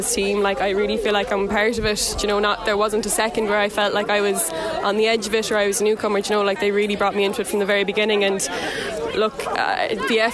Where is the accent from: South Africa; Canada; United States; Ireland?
Ireland; Galway, Connacht; moved away; I'm from Galway originally